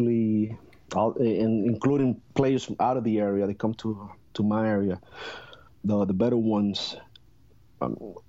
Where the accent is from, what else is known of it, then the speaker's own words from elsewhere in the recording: Puerto Rico; growing up in Puerto Rico, especially in the 80s